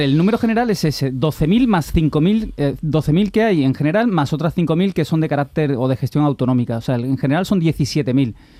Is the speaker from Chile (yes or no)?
no; Spain